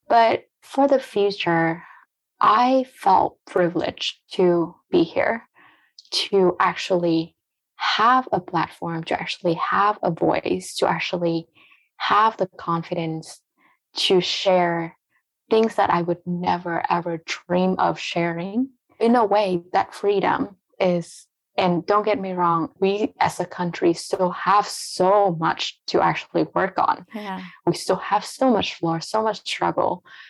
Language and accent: English; United States; English is a second language; But I felt myself being an American because this is where I grew up. This is part of my grow up journey.